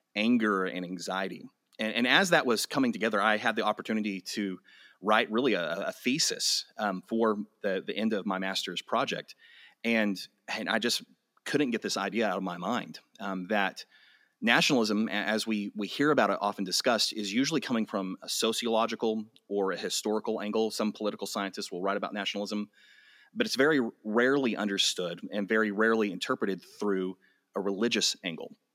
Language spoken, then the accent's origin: English; Amarillo, Texas, United States; I was born and raised in Amarillo